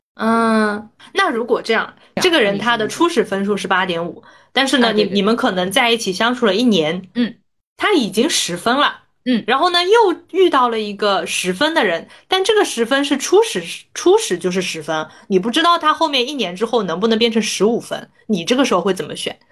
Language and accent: Chinese; Ningbo, Zhejiang, China; moved away; 因为我是浙江人嘛，我是宁波对人